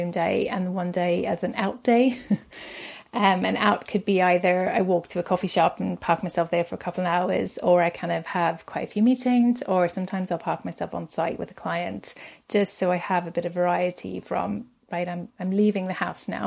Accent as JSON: {"language": "English", "town": "Cape Town", "region": "Western Cape", "country": "South Africa", "tie": "born or raised there", "moved": "as an adult", "lives_now": "Aberdeen, United Kingdom", "said": "I was born in Cape Town, and I moved to Aberdeen 2003"}